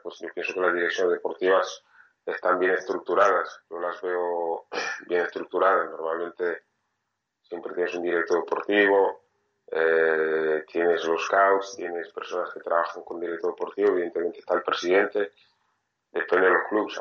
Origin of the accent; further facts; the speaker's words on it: France; soy francés